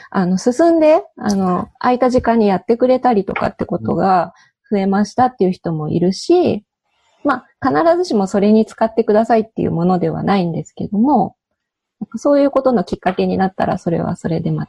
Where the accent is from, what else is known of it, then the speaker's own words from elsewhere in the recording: Osaka, Japan; 東京っていうのは一つ。で、私の実家は大阪なので、